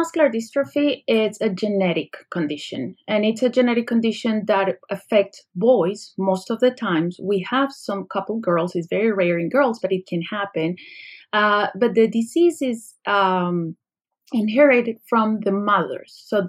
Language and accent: English; Colombia; moved away as an adult; now in United States; I came from another country. Actually, I came from Colombia, where I did my medical school.